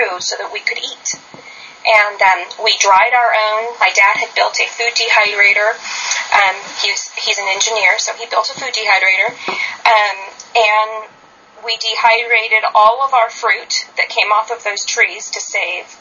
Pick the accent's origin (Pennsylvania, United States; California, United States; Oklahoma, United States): California, United States; San Luis Obispo; moved away as an adult; also born or lived in Fresno, California; now in Oregon, United States; I grew up in San Luis Obispo, California